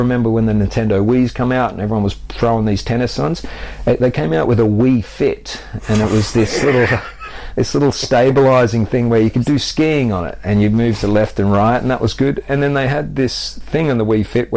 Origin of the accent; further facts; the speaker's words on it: Australia; moved away as an adult; now in United Kingdom; I grew up active on the Australian beaches